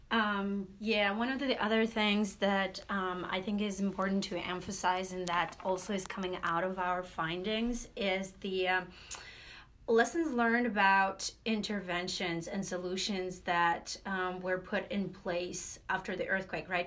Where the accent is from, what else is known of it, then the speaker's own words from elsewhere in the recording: Latvia; now in United States; I'm originally from Latvia